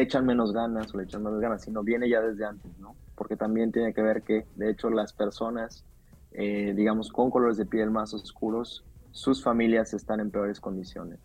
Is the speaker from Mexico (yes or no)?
yes; Mexico; los mexicanos